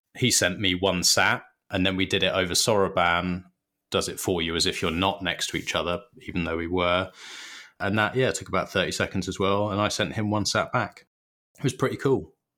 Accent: United Kingdom; we're British

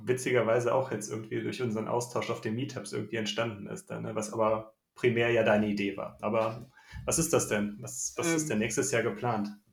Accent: Düsseldorf, North Rhine-Westphalia, Germany; ich komme aus Düsseldorf

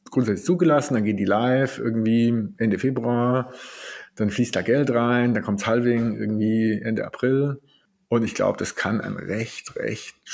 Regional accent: Stuttgart, Baden-Württemberg, Germany; Ich als Schwabe komme ja auch ab und zu mal auf den Gedanken, man könnte auch mal sparen.

